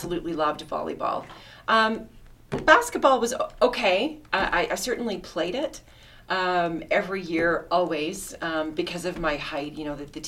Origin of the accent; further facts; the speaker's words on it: Toronto, Ontario, Canada; also born or lived in Winnipeg, Manitoba; I grew up in the East End, so sort of the Port Union and Lawrence area, Scarborough